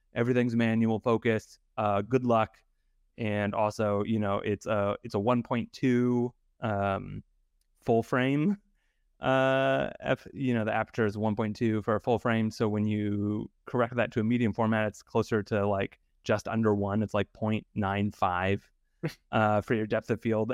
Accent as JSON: {"language": "English", "region": "Idaho", "country": "United States", "tie": "born or raised there", "said": "I grew up in Idaho, um, and I was surrounded by potato fields"}